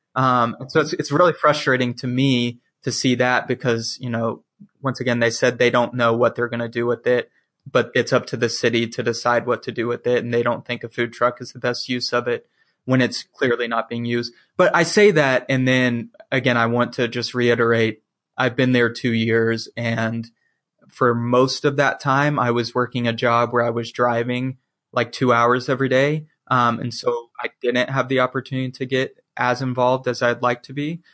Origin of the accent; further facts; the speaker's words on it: the South, United States; I'm from the South. That small southern town life is just like what I'm used